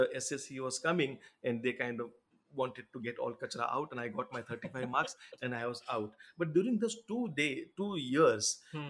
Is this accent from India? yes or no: yes; India; first language Gujarati; English is a second language; actually Gujarati, of course, being it's my mother tongue